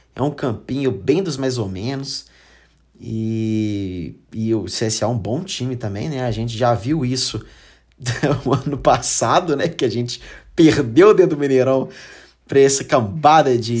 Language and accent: Portuguese; Brazil; a gente é brasileiro